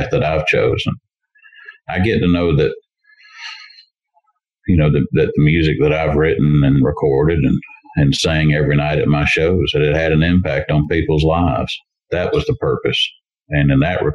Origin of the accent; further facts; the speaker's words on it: Montgomery, Alabama, United States; my hometown in Montgomery, Alabama